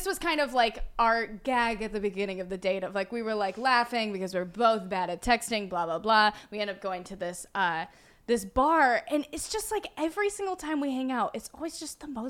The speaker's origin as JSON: {"language": "English", "region": "a small town in Iowa", "country": "United States", "said": "I'm from a small town in Iowa, but that was like a cult town where like no one wanted to or could drink"}